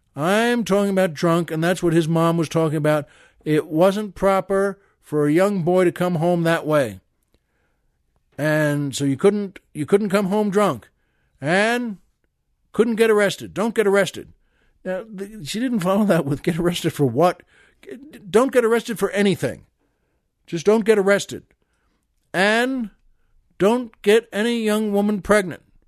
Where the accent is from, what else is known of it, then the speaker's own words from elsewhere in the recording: Long Island, New York, United States; I grew up on Long Island in New York